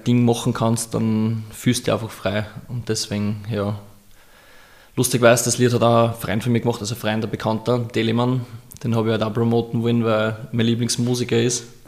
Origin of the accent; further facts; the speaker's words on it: Austria; ich bin Österreicher